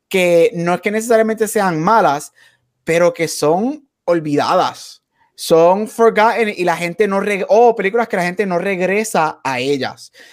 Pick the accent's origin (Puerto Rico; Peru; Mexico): Puerto Rico; Nosotros somos obviamente nacidos y criados en Puerto Rico